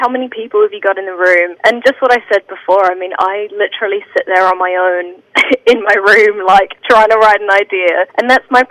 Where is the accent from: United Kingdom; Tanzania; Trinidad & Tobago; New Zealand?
New Zealand; also born or lived in Sunshine Coast, Queensland, Australia; I'm definitely a Kiwi